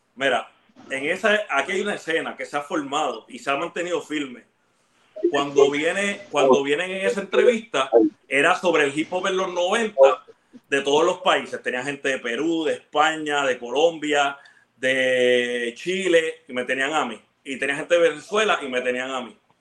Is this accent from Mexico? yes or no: no; Ponce, Puerto Rico; also born or lived in Bayamón; Y yo nací en Ponce, eso, eso fue en Ponce. Cuando yo me mudo como a los 12 para el área metro, viví en Bayamón